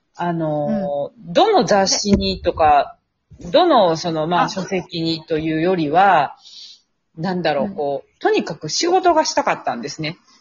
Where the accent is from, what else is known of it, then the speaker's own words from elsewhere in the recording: Kansai, Japan; moved away as an adult; now in Tokyo, Japan; 地元が関西なんですけれども、えー、関西の美術系大学を卒業し